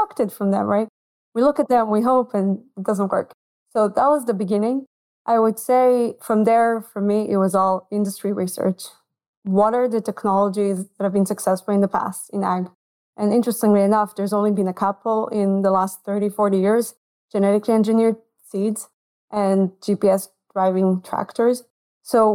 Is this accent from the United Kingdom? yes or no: no; Israel; moved away as an adult; now in United States; I'm from Israel originally